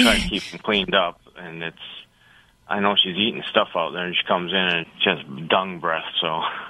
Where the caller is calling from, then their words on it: New York, United States; My call. New York.